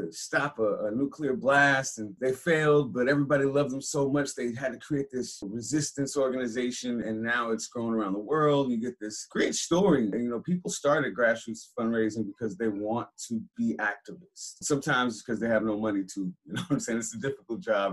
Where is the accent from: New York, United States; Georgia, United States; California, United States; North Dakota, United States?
California, United States; San Francisco; I grew up in Hunters Point, San Francisco, that spot that's not on the tourist map